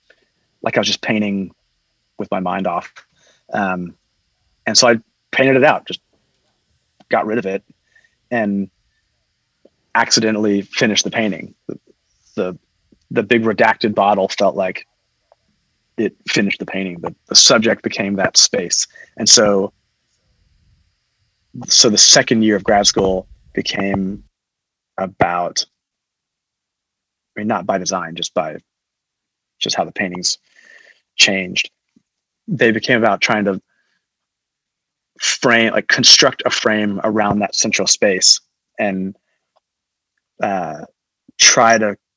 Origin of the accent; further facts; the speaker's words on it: Fort Worth, Texas, United States; I grew up in Fort Worth, and the Fort Worth Modern is just down the street